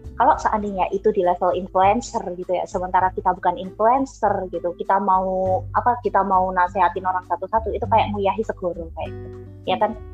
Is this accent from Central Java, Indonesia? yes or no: yes; Surakarta, Central Java, Indonesia; di kampungku aja yang udah di pasar Kliwon notabene uh, Solo